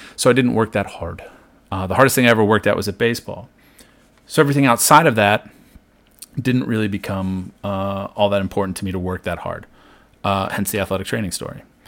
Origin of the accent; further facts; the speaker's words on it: Maryland, United States; I grew up in Maryland here, right, uh, almost exactly halfway between Baltimore and D C.